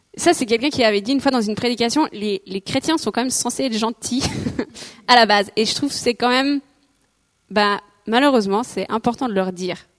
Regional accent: Switzerland; je suis suisse, mais genre mes parents sont belges

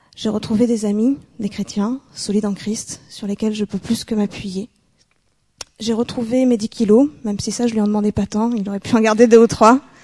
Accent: Bordeaux, Nouvelle-Aquitaine, France; moved away; Bordeaux, c'est ma région d'origine, c'est dans le sud-ouest de la France

